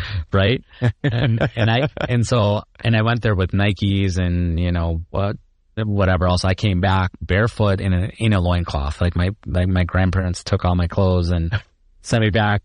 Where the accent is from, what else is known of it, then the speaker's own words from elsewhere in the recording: Chicago, Illinois, United States; also born or lived in India / Iowa State (Ames, Iowa); I grew up in Chicago. Um, born in India, uh, but grew up in Chicago